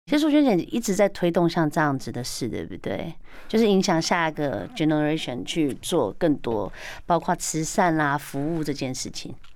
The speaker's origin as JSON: {"language": "Chinese", "country": "Taiwan", "said": "我们台湾人是真的还蛮有爱心的"}